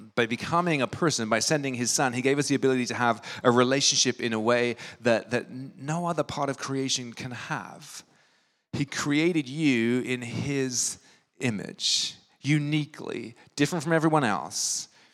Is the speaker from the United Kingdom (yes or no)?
yes; England, United Kingdom; now in New York, United States; When I grew up in England, holidays look a little bit different.